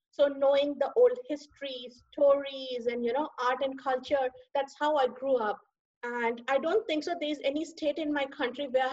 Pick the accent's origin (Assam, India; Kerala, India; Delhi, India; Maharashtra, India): Delhi, India; moved away as an adult; now in Charlotte, United States; I was born in the capital, Delhi